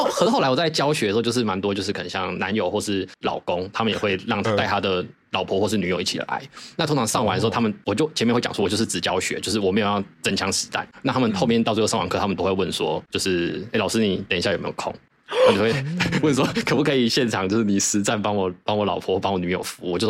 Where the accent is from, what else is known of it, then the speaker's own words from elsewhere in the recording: Thailand; 因为那时候我其实我们有两三个 partner，就是我们泰国人是有回来一起做经营，